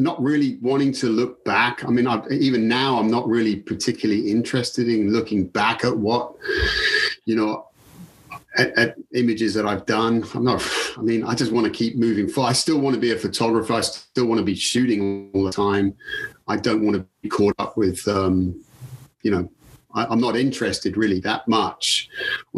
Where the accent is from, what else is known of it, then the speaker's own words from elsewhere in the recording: England, United Kingdom; moved away as an adult; now in United States; I'm English